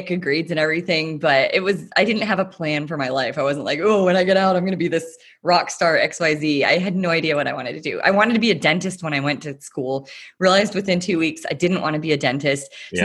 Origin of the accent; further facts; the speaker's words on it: Tyler, Texas, United States; I grew up in the beautiful town of Tyler, Texas, deep nice. In the heart of East Texas